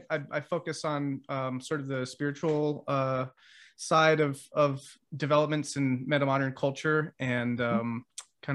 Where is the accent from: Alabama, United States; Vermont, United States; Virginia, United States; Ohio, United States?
Vermont, United States; I grew up in Vermont